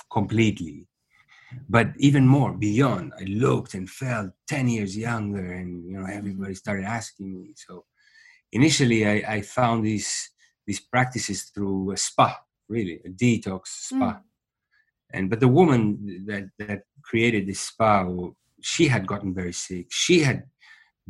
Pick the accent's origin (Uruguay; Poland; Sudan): Uruguay; moved away as an adult; also born or lived in New York / India; I was born in Uruguay.